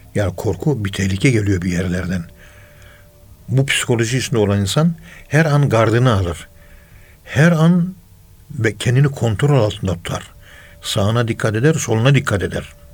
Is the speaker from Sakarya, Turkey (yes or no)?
no; Ankara, Turkey; Ankara'nın yerlisiyiz biz